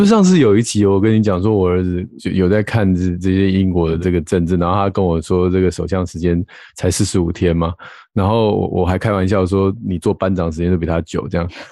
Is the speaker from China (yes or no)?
no; Taiwan; 我们台湾人的世界观，大概最常触及的就是美国而已